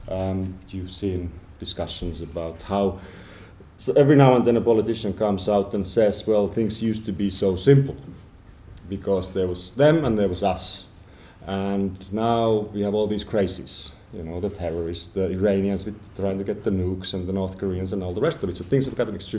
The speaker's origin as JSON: {"language": "English", "country": "Finland", "said": "I come from Finland"}